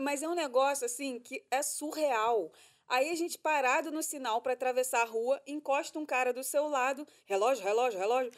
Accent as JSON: {"language": "Portuguese", "region": "Rio de Janeiro", "country": "Brazil", "moved": "yes", "lives_now": "Orlando, United States", "said": "a gente é carioca, a gente está acostumado com 40 graus na cabeça praticamente o ano todo"}